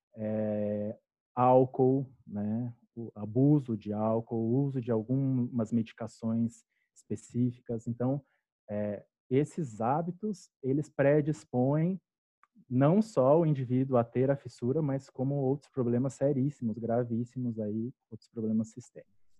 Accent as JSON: {"language": "Portuguese", "town": "Curitiba", "region": "Paraná", "country": "Brazil", "also_born_or_lived": "Cascavel / Bauru", "moved": "as an adult", "said": "eu sou curitibano"}